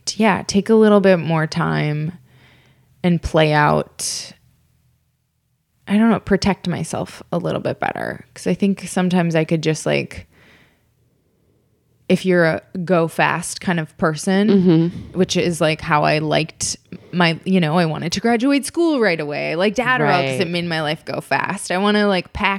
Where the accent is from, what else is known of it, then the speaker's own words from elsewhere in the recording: Minnesota, United States; moved away as an adult; also born or lived in Columbia, Missouri / St. Louis / Chicago; now in Los Angeles, United States; I grew up in Minnesota